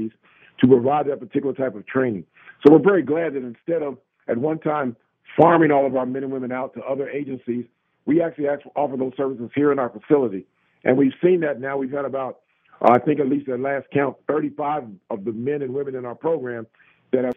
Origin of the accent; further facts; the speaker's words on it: United States; we as Americans